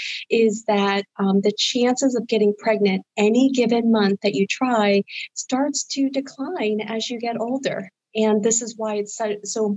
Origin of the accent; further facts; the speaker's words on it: Harrisburg, Pennsylvania, United States; also born or lived in Boston / Philadelphia / Washington, D.C.; I am a native to Central Pennsylvania. I grew up in the Harrisburg area